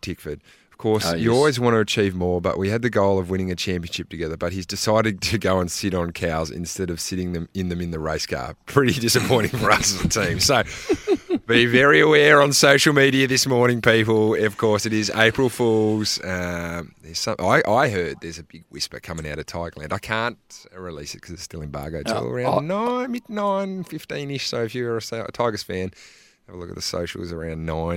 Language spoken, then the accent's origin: English; Hobart, Tasmania, Australia; I grew up on the Bell Reef Bluff